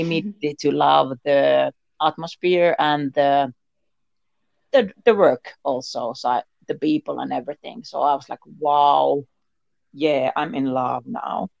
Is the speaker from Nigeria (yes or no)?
no; Finland; I am from Finland. I am living here in Finland and now in Lapland, Muonio